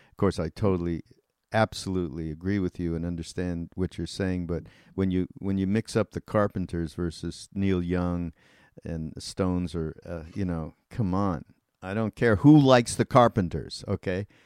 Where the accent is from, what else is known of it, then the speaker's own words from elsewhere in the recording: Canada; I'm well I'm Canadian and you're British.